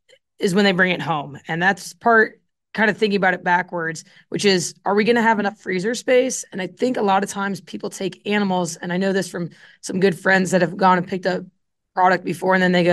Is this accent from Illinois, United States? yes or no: yes; Illinois, United States; I grew up in Central Illinois, and I got into meat at a pretty young age through the 4-H and FFA meat judging circuit.